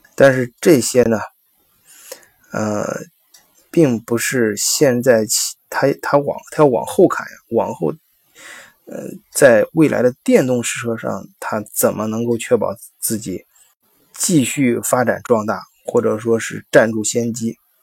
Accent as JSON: {"language": "Chinese", "country": "China", "said": "我们中国人"}